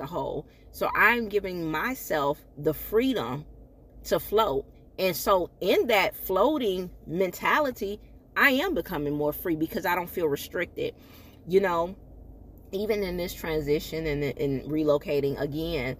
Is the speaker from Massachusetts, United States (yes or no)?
no; Michigan, United States; moved away; my hometown, Michigan